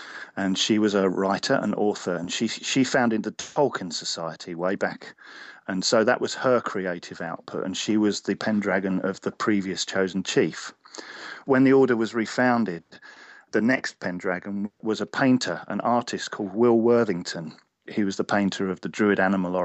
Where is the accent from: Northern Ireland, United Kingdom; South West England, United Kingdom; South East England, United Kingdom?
South West England, United Kingdom; Cornwall; I was born in Cornwall